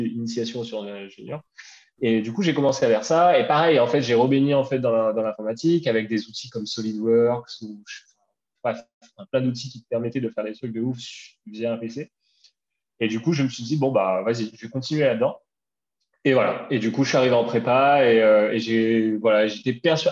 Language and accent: French; Bras-Panon, Réunion; moved away as an adult; also born or lived in Paris; j'ai grandi à La Réunion jusqu'à jusqu'à mes 20 ans, 21 ans. Euh, euh, j'étais à, à Brapanon, à saint Voilà, je suis un gars de l'Est